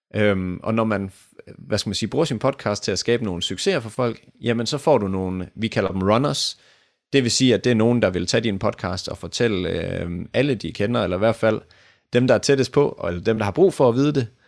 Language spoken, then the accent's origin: Danish; Denmark; vi danskere